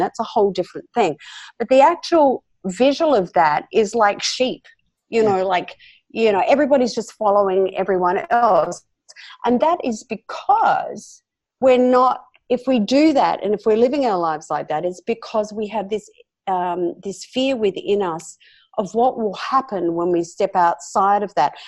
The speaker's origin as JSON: {"language": "English", "country": "Australia", "tie": "born or raised there", "accent": "Australian", "said": "This is where I'm born and bred"}